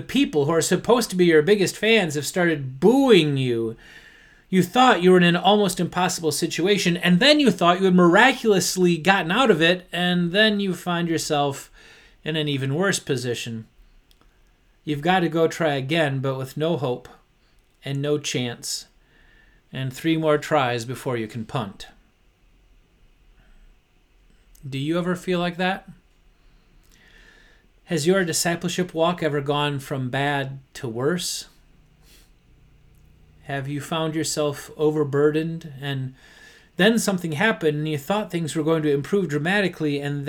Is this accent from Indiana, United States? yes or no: no; Detroit, Michigan, United States; Since I grew up in Detroit, I was rooting for them both to lose.